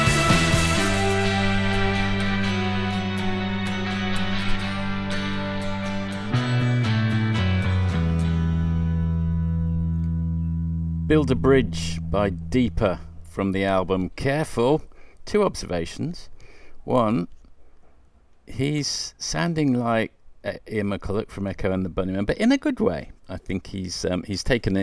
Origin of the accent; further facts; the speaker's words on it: Coventry, West Midlands, United Kingdom; 37 was the name of the house on Grasmere Avenue where I grew up in Coventry